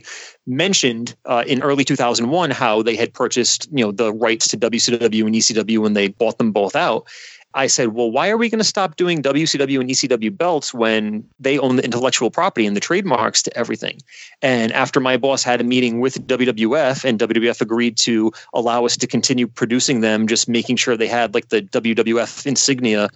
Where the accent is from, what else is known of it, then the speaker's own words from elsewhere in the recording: Johnston, Rhode Island, United States; I grew up in Johnston